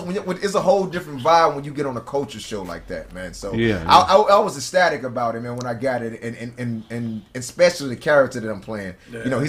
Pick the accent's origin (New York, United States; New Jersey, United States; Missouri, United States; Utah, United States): Missouri, United States; St. Louis; moved away; I'm from St. Louis, man.